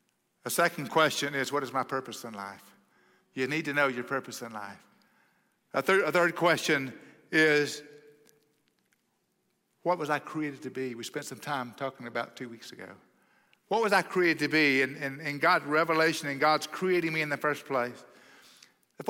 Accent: Oklahoma, United States; now in Texas, United States; I grew up in Oklahoma, you know, the promised land

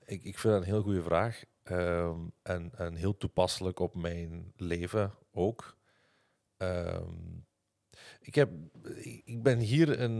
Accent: Limburg, Flanders, Belgium; accent: Limburgish (Hasselt); door mijn accent, door mijn Limburgs accent

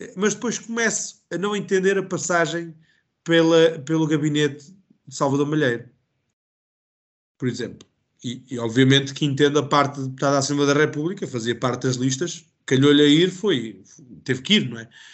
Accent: Calvão, Centro, Portugal; Eu sou de Calvão uh, e, portanto, mesmo aqui em Calvão

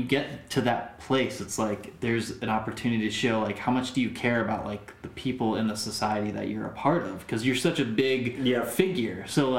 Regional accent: Connecticut, United States; I grew up in Connecticut. It's all white there.

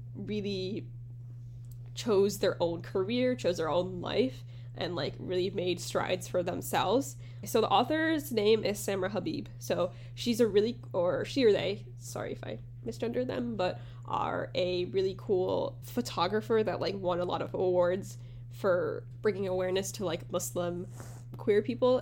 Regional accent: United States; as being like an American person

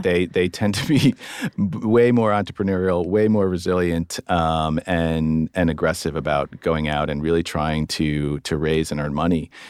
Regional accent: East Coast, United States; I'm American. Uh, grew up, grew up on the East Coast

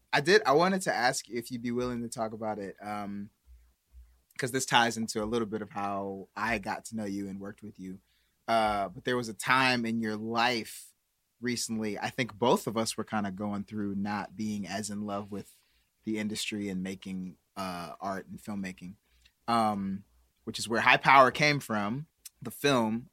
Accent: Milwaukee, Wisconsin, United States; now in Los Angeles, United States; I got, like, aunts, cousins waiting for me to go back to Milwaukee

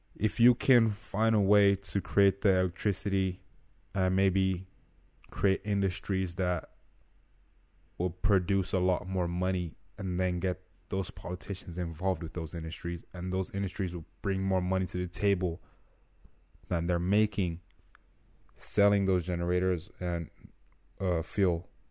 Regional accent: Nigeria; now in United States; I'm from Nigeria

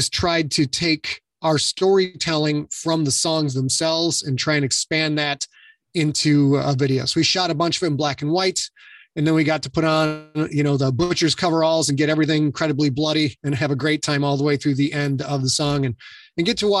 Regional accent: San Diego, California, United States; we're all from San Diego, so we wanted to shoot it in San Diego

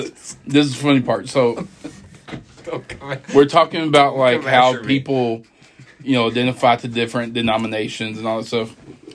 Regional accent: Texas, United States; you got to call me German, Czech, Texan

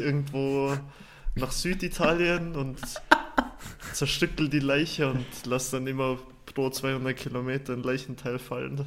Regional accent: Fulpmes, Tyrol, Austria; now in Zürich, Switzerland; da, wo ich herkomme, äh, das war im Stubaital, also Fultmes heißt der Ort

